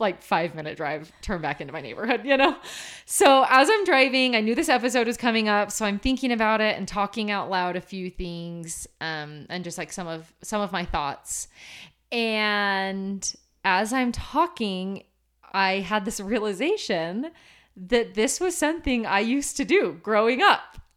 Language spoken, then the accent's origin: English; Portland, Oregon, United States; now in Utah, United States; growing up in Portland, it doesn't snow that much.